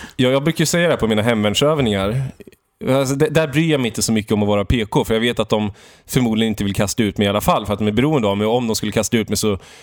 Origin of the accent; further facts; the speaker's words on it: Valdemarsvik, Östergötland, Sweden; moved away; jag beger mig till Valdemarsvik mm. i min hembygd Östergötland